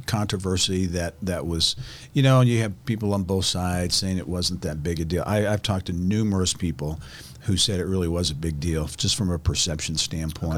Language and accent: English; Clinton, Indiana, United States; where I grew up in Clinton, Indiana